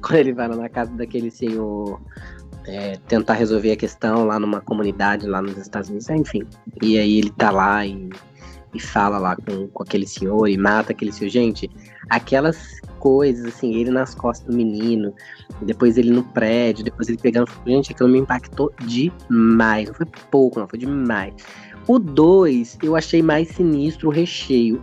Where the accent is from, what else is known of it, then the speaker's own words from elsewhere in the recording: Bom Jesus, Brazil; dessa casa, onde eu tô em Bom Jesus, é onde a casa onde eu me criei